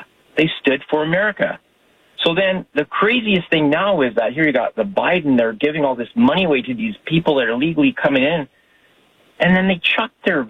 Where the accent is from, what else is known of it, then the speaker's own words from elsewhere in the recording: Canada; because I'm from Canada, and I have lots of American friends